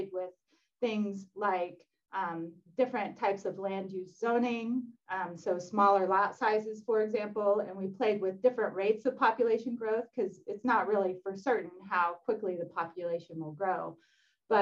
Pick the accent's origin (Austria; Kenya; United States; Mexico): United States; Ohio; now in Idaho, United States; I'm from Ohio, where we just have acres and acres of corn and soybeans